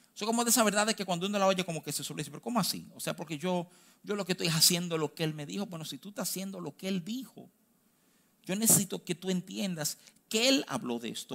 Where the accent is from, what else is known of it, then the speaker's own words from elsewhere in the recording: Dominican Republic; yo nací aquí, yo soy dominicano, yo tengo cédula